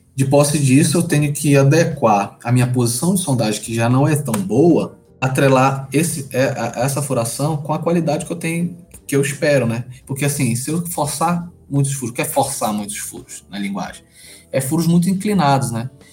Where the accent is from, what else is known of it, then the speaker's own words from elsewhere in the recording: Belém, Pará, Brazil; Eu sou originário de Belém